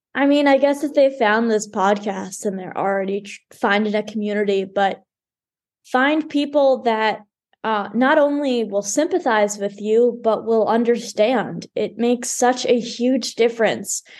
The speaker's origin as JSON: {"language": "English", "town": "Dallas", "region": "Texas", "country": "United States", "tie": "born or raised there", "said": "always been in Dallas"}